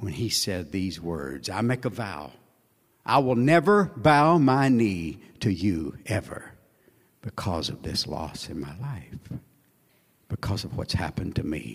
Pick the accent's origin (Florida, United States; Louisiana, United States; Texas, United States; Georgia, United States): Texas, United States; Sierra Lake; I'm from Sierra Lake, Texas.